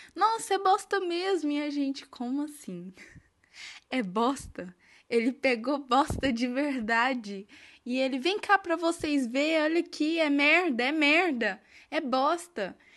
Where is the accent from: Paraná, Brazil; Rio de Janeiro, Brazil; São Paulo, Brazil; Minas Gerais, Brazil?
Minas Gerais, Brazil; eu sou de Minas Gerais